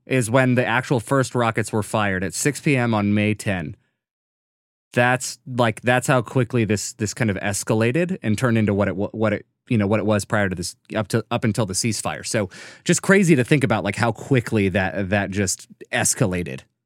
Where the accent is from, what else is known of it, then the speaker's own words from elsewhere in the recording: United States; we're two people from America